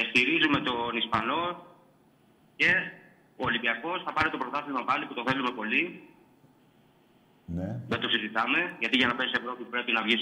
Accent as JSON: {"language": "Greek", "town": "Corfu", "region": "Ionian Islands", "country": "Greece", "said": "Από την, από την κατακόκκινη Κέρκυρα."}